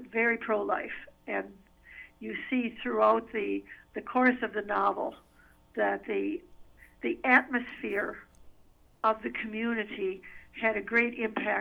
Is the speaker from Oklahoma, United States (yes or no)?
no; Wisconsin, United States; now in Minnesota, United States; both back home in Wisconsin. I'm originally from Wisconsin